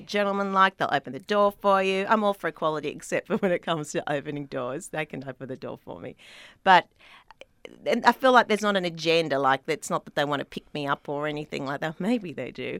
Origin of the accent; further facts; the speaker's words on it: Sydney, New South Wales, Australia; accent: Australian; moved away as an adult; now in Los Angeles, United States; I was born in Sydney